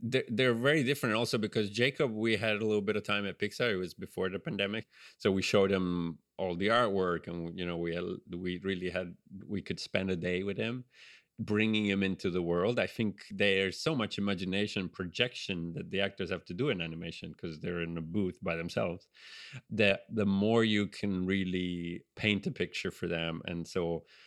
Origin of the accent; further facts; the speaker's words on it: Genoa, Liguria, Italy; accent: Italian; English is a second language; now in United States; I grew up in Genova on the on the Ligurian coast, the Italian Riviera